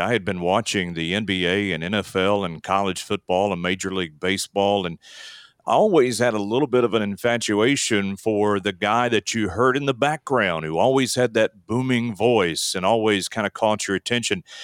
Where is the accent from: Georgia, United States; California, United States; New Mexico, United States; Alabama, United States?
Alabama, United States; now in Texas, United States; I grew up in Alabama